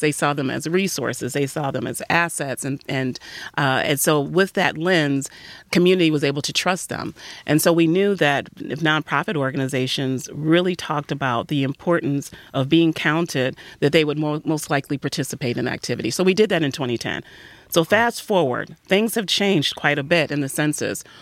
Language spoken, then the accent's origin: English; Detroit, Michigan, United States; I'm also a native Detroiter, and, uh, grew up right on the west side of Detroit